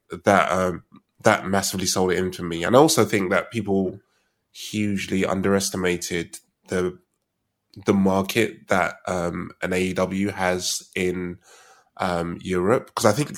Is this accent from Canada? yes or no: no; United Kingdom; We're British